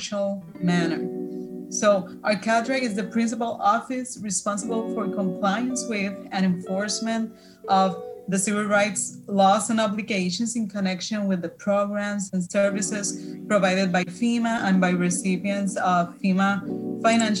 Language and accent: English; Puerto Rico; English is a second language; I'm original from Puerto Rico